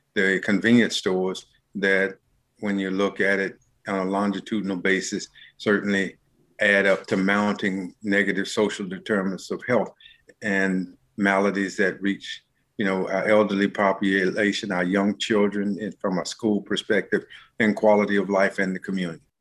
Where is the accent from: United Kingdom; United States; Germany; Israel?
United States; Charlotte, North Carolina; I am a native Charlottean, born and reared